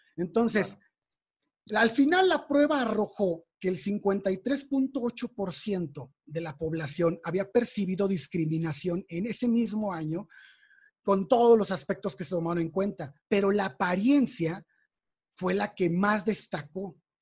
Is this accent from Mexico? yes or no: yes; Mexico; somos mexicanos